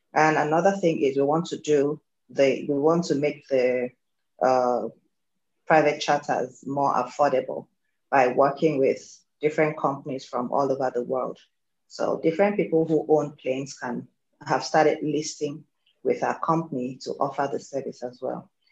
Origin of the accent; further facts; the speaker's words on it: Nigeria; I am Nigerian, based here in Nigeria as well